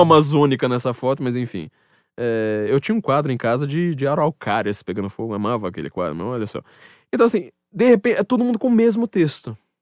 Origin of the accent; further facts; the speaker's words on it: Brazil; also born or lived in São Paulo; eu que sou brasileiro